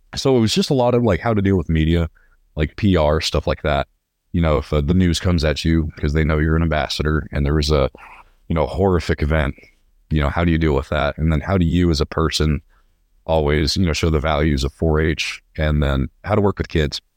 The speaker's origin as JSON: {"language": "English", "town": "Visalia", "region": "California", "country": "United States", "tie": "born or raised there", "moved": "as an adult", "lives_now": "Lubbock, United States", "said": "I'm from Visalia, California, originally"}